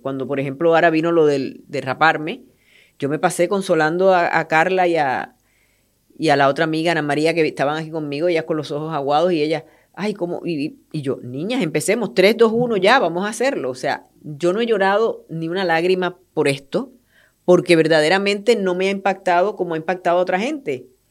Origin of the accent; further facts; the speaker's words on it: Puerto Rico; moved away; yo soy puertorriqueña